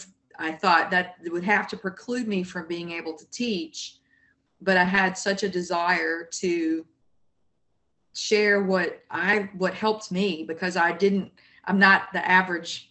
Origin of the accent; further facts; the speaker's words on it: Jackson, Mississippi, United States; now in South Louisiana, United States; And I'm from Mississippi. So it's a little bit of New Orleans-esque growing up in Jackson.